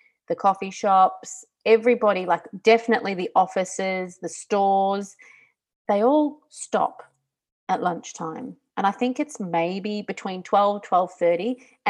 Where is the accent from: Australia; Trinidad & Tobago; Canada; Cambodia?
Australia; moved away as an adult; now in Italy; Growing up in Australia